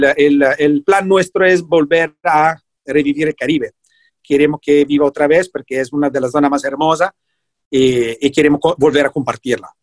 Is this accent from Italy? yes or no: yes; Italy; moved away as an adult; now in Puerto Viejo, Costa Rica; Yo soy italiano